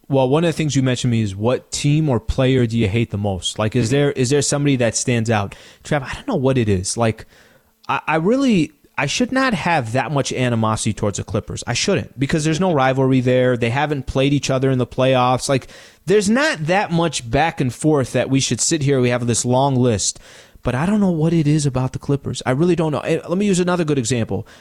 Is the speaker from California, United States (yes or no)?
yes; San Diego, California, United States; the Middle Eastern me, growing up in San Diego, California